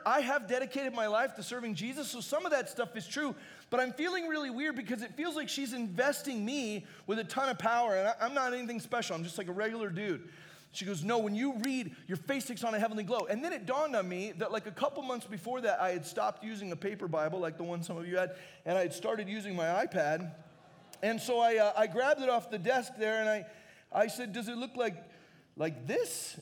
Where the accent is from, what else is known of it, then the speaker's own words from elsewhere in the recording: Arizona, United States; I grew up in Arizona and I'd never been really close to a bear before.